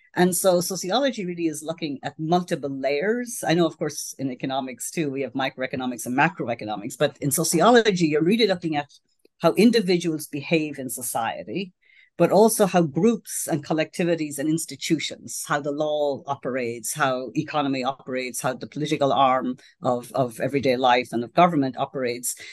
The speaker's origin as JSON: {"language": "English", "country": "Ireland", "tie": "born or raised there", "moved": "yes", "lives_now": "United States", "said": "I grew up in Ireland, which in those days, uh, it was a very Catholic society."}